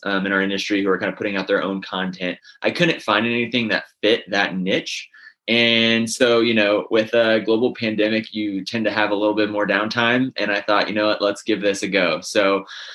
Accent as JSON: {"language": "English", "region": "Northern Indiana", "country": "United States", "tie": "born or raised there", "said": "I'm from Northern Indiana. I grew up in a big family of pork producers"}